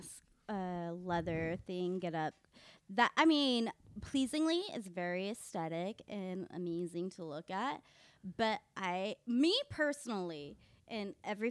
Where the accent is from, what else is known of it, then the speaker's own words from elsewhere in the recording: East Texas, United States; now in Washington, D.C., United States; Originally from East Texas.